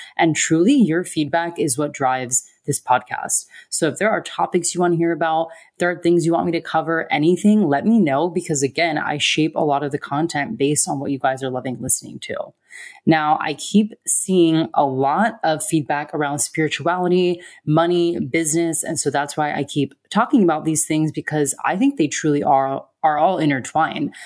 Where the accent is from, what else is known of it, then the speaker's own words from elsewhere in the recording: United States; moved away as an adult; also born or lived in Australia; I was an American living in Australia and nannying